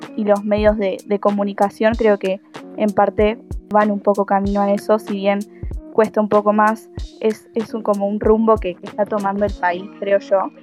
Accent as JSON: {"language": "Spanish", "country": "Argentina", "said": "voy a la Universidad Nacional de La Plata y soy argentina."}